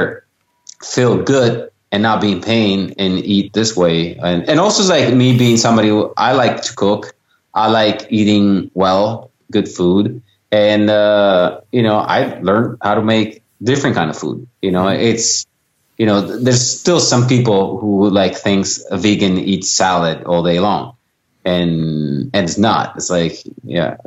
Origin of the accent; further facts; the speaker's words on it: Italy; moved away; born and raised in Italy